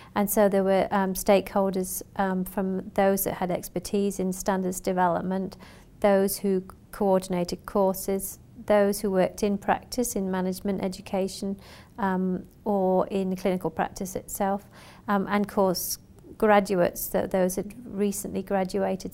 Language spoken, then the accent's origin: English; Western Australia, Australia; I'm from Western Australia